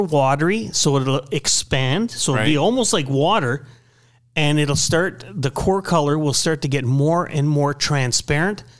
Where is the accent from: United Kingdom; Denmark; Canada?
Canada; being French Canadian